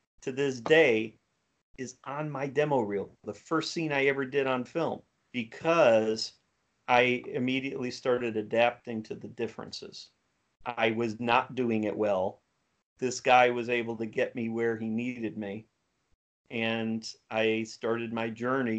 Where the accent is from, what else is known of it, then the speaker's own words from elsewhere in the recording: Cleveland, Ohio, United States; now in Houston, United States; I'm from Cleveland, Ohio originally